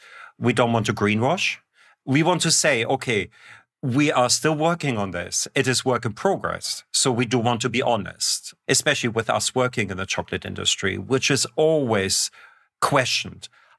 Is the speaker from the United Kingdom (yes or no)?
no; Germany; I'm coming from the Northern Hemisphere, and from Germany, where it's always minus 10 or 15 in the winter. There's no cacao plant anywhere near there.